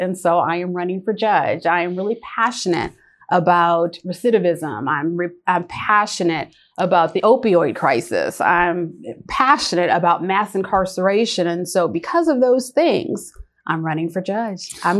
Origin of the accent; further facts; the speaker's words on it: Wisconsin, United States; born there; moved away as an adult; now in Lawrenceville, United States; Well, I was born in Wisconsin and I moved here 26 years ago. So that means I am a Georgia peach.